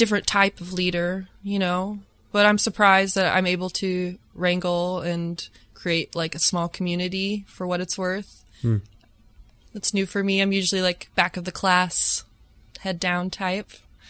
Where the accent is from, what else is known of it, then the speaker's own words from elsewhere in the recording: Chicago, Illinois, United States; on November 21st, we're doing a show here in my hometown in Chicago at Talia Hall.